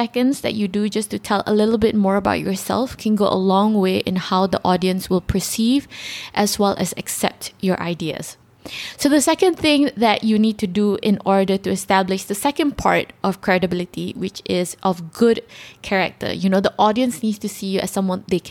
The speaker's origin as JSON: {"language": "English", "country": "Malaysia", "said": "we're all Malaysians."}